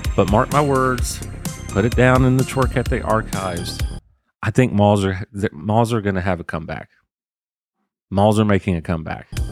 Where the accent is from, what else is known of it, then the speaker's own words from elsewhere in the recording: Waycross, Georgia, United States; Where I grew up in Waycross